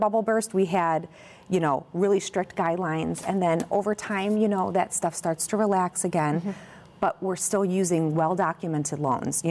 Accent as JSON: {"language": "English", "town": "Crest Hill", "region": "Illinois", "country": "United States", "tie": "born or raised there", "also_born_or_lived": "Chicago, United States / Naperville, United States", "said": "I grew up in Crest Hill, just next door, not too far from here from Naperville, and lived there until I went to Illinois State"}